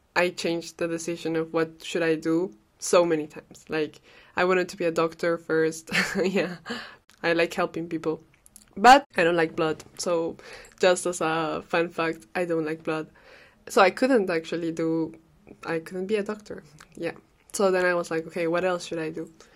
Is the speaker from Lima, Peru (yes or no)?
no; Cajamarca, Peru; first language Spanish; English is a second language; now in Brussels, Belgium; I'm a Peruvian girl living in Brussels. I come from Cajamarca. It's an amazing city in the Andes of Peru.